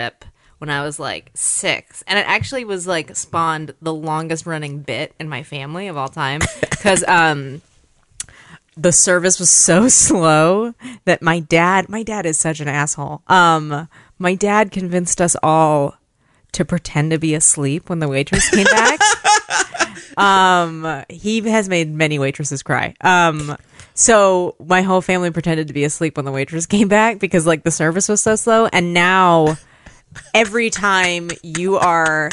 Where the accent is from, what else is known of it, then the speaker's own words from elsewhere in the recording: Alameda, California, United States; moved away; also born or lived in Oakland / Santa Cruz / San Francisco; I grew up in Alameda. I went to high school in Oakland